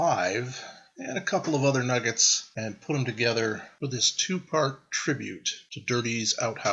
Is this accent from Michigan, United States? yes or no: yes; Kalamazoo, Michigan, United States; I was born and raised in Kalamazoo, Michigan.